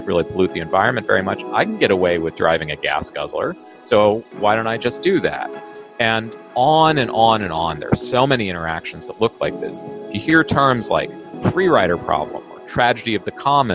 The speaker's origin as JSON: {"language": "English", "town": "Manhattan", "region": "Kansas", "country": "United States", "tie": "born or raised there", "said": "I grew up in Manhattan, Kansas"}